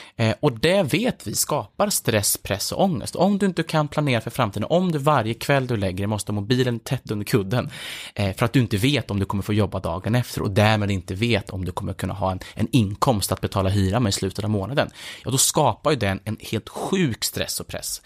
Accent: Filipstad, Värmland, Sweden; i Filipstad, där jag växte upp

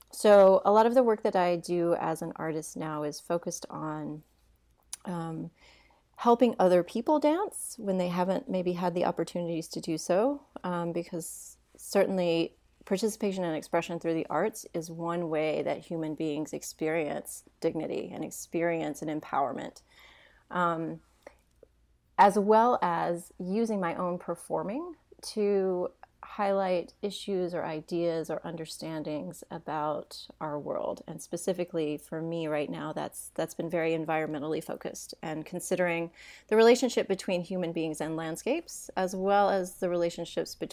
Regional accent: Hendersonville, Tennessee, United States; I actually grew up in a small town. It used to be a small town, it's not anymore, um, right outside of Nashville, Tennessee. And um, it's a place, it, it's called Hendersonville

